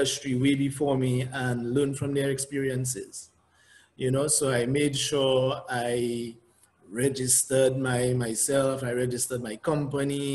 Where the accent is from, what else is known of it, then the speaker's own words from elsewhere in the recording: Dominica; accent: Dominican; I had that Dominican accent